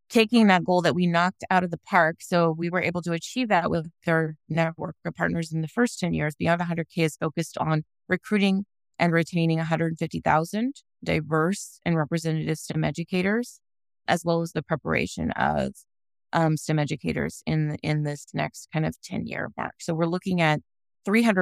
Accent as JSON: {"language": "English", "town": "Los Angeles", "region": "California", "country": "United States", "tie": "born or raised there", "said": "I was raised or born in Los Angeles and raised kind of by two phenomenal parents."}